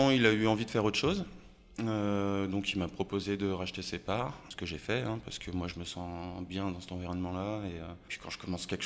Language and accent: French; Haute-Savoie, Auvergne-Rhône-Alpes, France; also born or lived in Annecy; Alors, je suis né en Haute-Savoie, pas à Annecy, mais, euh, mais oui, pas très loin.